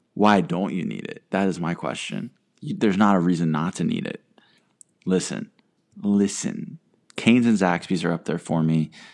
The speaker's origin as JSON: {"language": "English", "region": "North Carolina", "country": "United States", "tie": "born or raised there", "said": "growing up around North Carolina"}